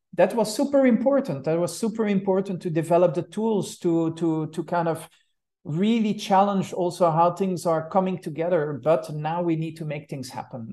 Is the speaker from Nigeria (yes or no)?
no; Brussels, Brussels-Capital Region, Belgium; moved away as an adult; also born or lived in Switzerland / United States; now in Zurich, Switzerland; I'm, I'm, uh, from Brussels, from Brussels, Belgium. That's also where I star-, started my studies